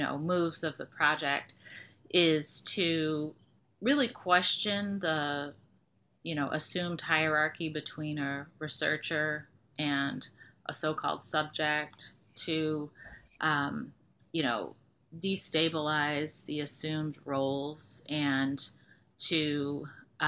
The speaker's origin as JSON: {"language": "English", "town": "Detroit", "region": "Michigan", "country": "United States", "tie": "born or raised there", "said": "I was born and raised in Detroit"}